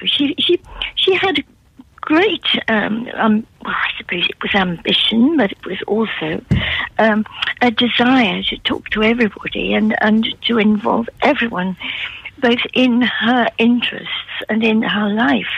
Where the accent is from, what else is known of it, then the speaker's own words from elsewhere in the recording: Newcastle upon Tyne, North East England, United Kingdom; accent: Geordie; now in Yarm, United Kingdom; I was brought up in Newcastle